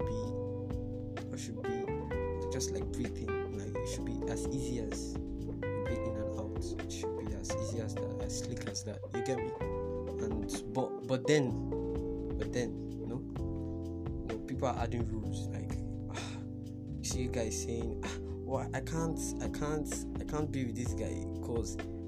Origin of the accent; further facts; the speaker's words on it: Port Harcourt, Rivers State, Nigeria; I'm from Port Harcourt